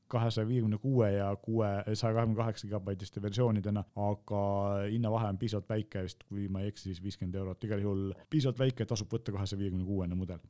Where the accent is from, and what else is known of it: Estonia